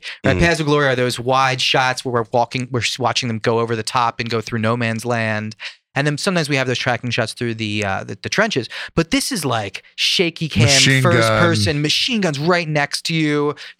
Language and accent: English; Philadelphia, Pennsylvania, United States; I'm from Philadelphia